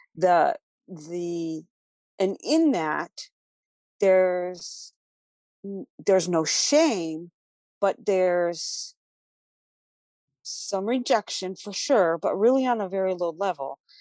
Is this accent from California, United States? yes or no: yes; Los Angeles, California, United States; moved away; also born or lived in Tennessee; I'm originally from Los Angeles, and when I moved to Tennessee